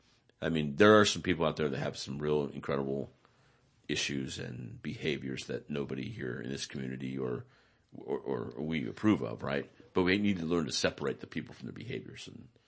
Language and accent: English; Salinas, California, United States; And I'm from Salinas, and I heard there's good work up here, and I heard about the shelter, right?